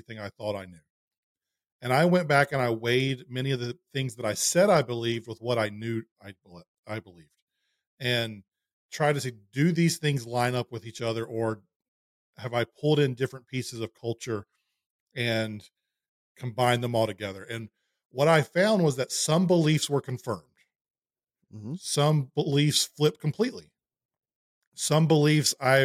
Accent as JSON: {"language": "English", "region": "the South", "country": "United States", "tie": "born or raised there", "said": "especially in the Bible Belt, we grew up in church in the South"}